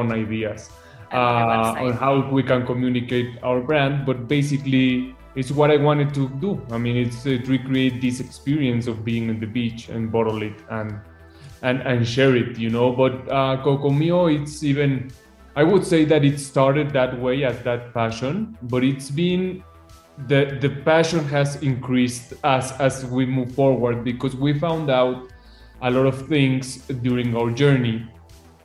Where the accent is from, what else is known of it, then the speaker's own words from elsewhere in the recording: Mexico City, Mexico; I was born in Mexico City, but I used to go to Acapulco when I was young very often